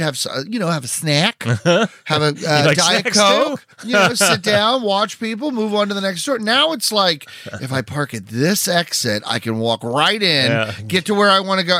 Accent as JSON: {"language": "English", "town": "Parkersburg", "region": "West Virginia", "country": "United States", "moved": "yes", "said": "I love Parkersburg. I love West Virginia. It is my heart"}